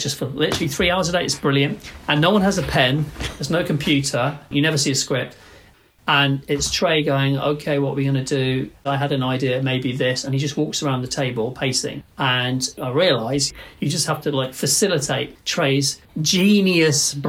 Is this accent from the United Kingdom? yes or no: yes; United Kingdom; it's difficult being British